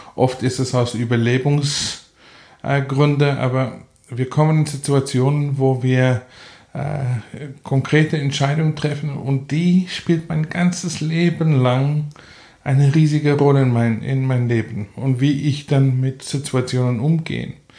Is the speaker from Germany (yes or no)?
no; South Africa; German is a second language; also born or lived in Namibia; now in Salzburg, Austria; wir sind, wenn ich fünf Jahre alt war, nach Südafrika umgezogen. So, ich bin eigentlich Südafrikaner